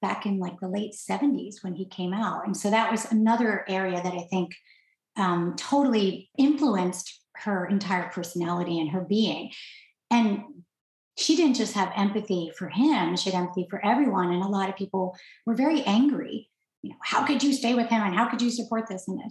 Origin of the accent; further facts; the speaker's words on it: New York, United States; now in California, United States; I'm out here in California, finally living near him because I'm from New York